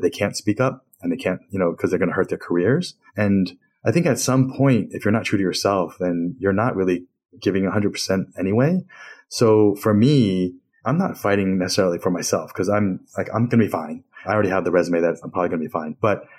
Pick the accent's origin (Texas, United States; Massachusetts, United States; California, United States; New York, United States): New York, United States; Queens; born there; I'm like, yeah, because I was born in Queens and I speak English just fine.